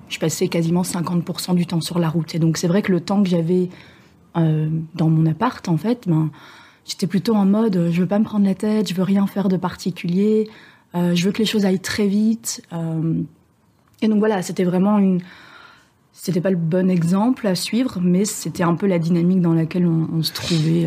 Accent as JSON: {"language": "French", "country": "Belgium", "moved": "as an adult", "lives_now": "France", "said": "je viens de Belgique, mais j'habite euh, à bord de mon voilier depuis quelques mois en France"}